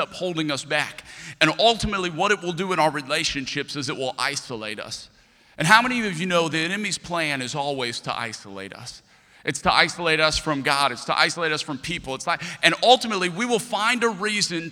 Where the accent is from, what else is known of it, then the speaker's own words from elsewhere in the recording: Lafayette, Louisiana, United States; I'm from Lafayette, Louisiana.